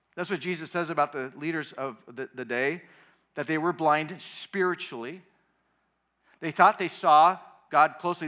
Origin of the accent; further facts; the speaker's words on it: Southern California, United States; moved away; also born or lived in Colorado; I grew up in Southern California